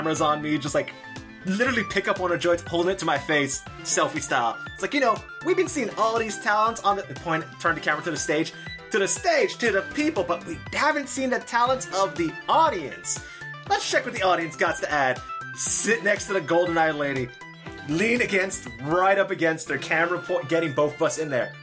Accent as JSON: {"language": "English", "town": "Los Angeles", "region": "California", "country": "United States", "tie": "born or raised there", "said": "I'm from LA. Mm-hmm. So growing up, I always remember, like, people, like, doing their own little raps"}